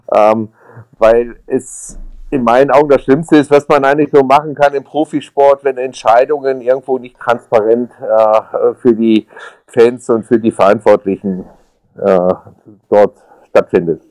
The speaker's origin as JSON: {"language": "German", "town": "Mülheim an der Ruhr", "region": "North Rhine-Westphalia", "country": "Germany", "tie": "born or raised there", "said": "Groß geworden bin ich in Mühlheim an der Ruhr, das ist im ähm, Ruhrgebiet"}